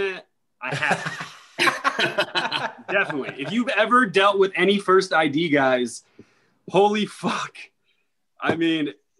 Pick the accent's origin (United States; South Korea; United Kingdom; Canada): United States; Tucson, Arizona; well, I grew up in Tucson, Arizona for a lot of my life